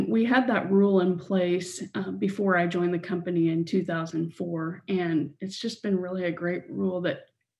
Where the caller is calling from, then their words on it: Kansas City, Missouri, United States; From Kansas City.